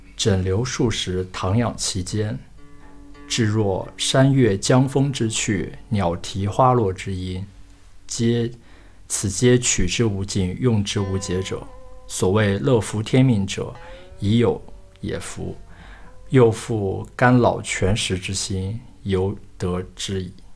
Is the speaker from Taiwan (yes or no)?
no; the Northwest, Northwest China, China; 我是来自西北的人